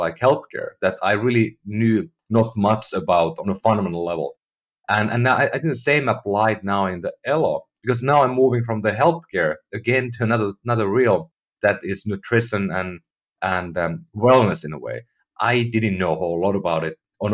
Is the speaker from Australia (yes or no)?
no; Finland; now in United States; And I'm from Finland, you know, I lived in Europe most of my life.